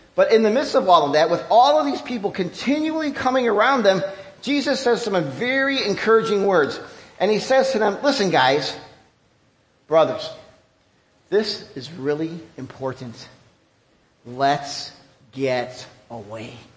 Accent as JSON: {"language": "English", "country": "United States", "said": "even as an American"}